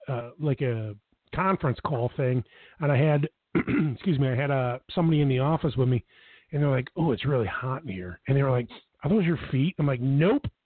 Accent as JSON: {"language": "English", "town": "Buffalo", "region": "New York", "country": "United States", "tie": "born or raised there", "said": "I'm born and raised in Buffalo, New York"}